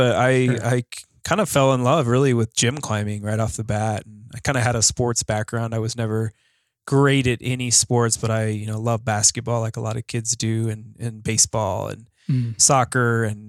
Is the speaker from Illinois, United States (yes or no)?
yes; Illinois, United States; now in Durango, United States; I'm from Illinois